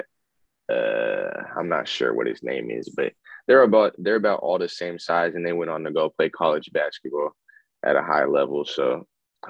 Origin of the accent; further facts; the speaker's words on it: Bremerton, Washington, United States; I would go into my hometown, Bremerton